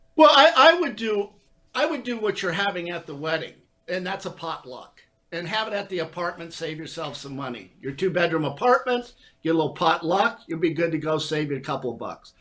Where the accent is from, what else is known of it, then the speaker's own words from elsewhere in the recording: Hawthorne, California, United States; moved away; I'm from Southern California. I don't know if you people know that. Hawthorne, California, California